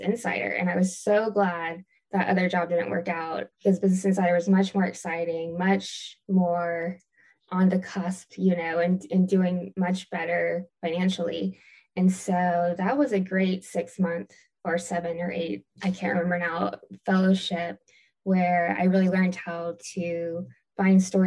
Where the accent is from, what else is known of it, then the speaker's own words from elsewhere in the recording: Augusta, Georgia, United States; moved away; also born or lived in Greenville, South Carolina; I'm originally from Augusta, Georgia, and I went to school in Greenville, South Carolina